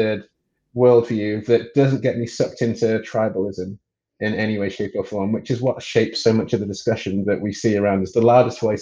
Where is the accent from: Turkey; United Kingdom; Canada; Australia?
United Kingdom; England; moved away as an adult; now in California, United States; I am from England, born and raised in England to Nigerian parents